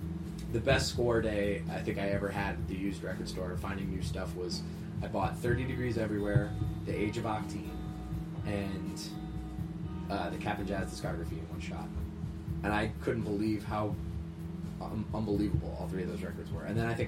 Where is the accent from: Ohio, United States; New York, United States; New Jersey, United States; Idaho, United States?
New Jersey, United States; Cherry Hill; I grew up in New Jersey. I grew up in a town called Cherry Hill. It's maybe like 15, 20 minutes outside of Philadelphia.